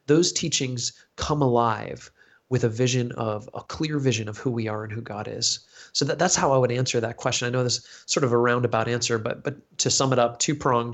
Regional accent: United States; accent: American; my American accent

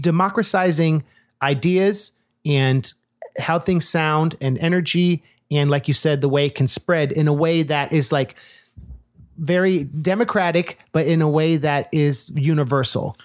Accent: Oakland, California, United States; I grew up in Oakland

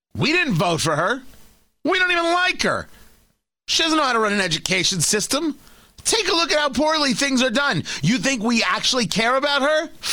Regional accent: New Jersey, United States; also born or lived in Brooklyn, New York; I was born in Brooklyn and I grew up in Jersey

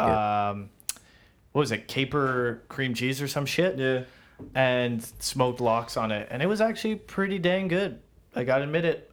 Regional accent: Toronto, Ontario, Canada; you tell people you are from Toronto

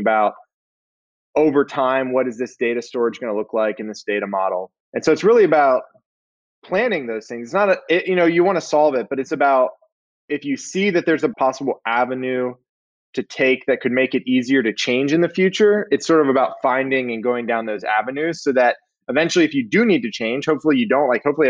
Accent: Pennsylvania, United States; moved away as an adult; now in Atlanta, United States; I originally grew up and went to school in Pennsylvania

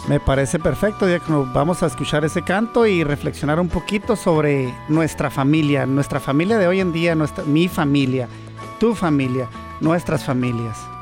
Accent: Chihuahua, Mexico; moved away as an adult; now in United States; soy de Chihuahua

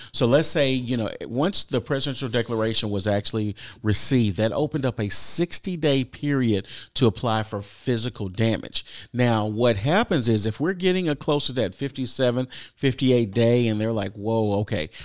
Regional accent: Texas, United States; I'm from Texas

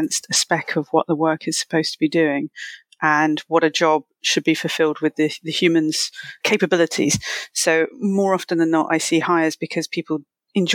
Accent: London, United Kingdom; I'm from London

